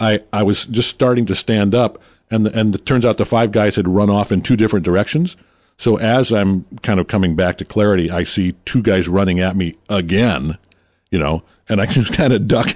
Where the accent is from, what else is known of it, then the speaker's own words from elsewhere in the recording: Detroit, Michigan, United States; moved away; And I was born in Motown